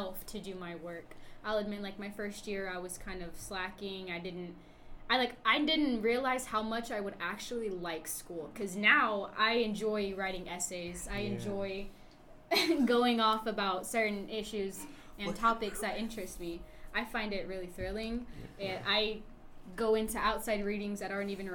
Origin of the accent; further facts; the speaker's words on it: Fort Stockton, Texas, United States; I'm from Fort Stockton, Texas, so that's about an hour and a half away from UTPB